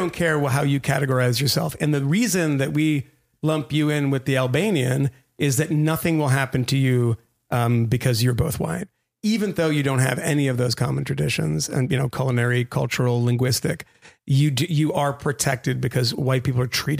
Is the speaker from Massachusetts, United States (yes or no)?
yes; Massachusetts, United States; where I grew up in Massachusetts